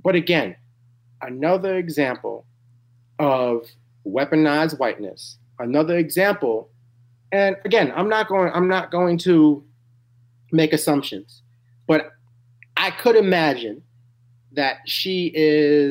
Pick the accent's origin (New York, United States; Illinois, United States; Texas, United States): New York, United States; New York City; I'm from Harlem, New York. I was born in 88.